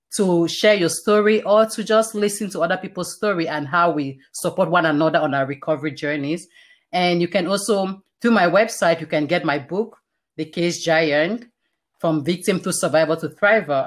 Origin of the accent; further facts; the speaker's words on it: Cameroon; now in Canada; I was born in Cameroon, like I mentioned, all this happened in Cameroon. It's a very Christian community, and I, I went to a Christian school my entire life.